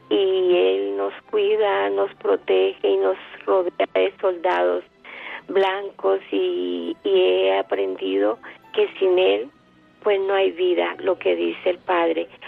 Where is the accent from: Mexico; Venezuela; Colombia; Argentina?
Colombia; now in Seville, Spain; yo soy de Colombia